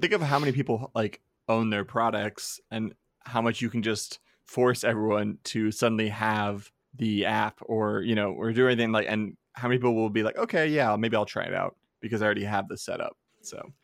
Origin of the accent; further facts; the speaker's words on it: Arizona, United States; I grew up in Arizona